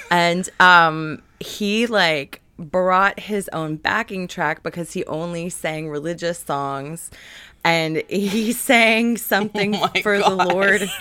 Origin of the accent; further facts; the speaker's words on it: Newport News, Virginia, United States; I grew up in Virginia and our mall in Newport News had karaoke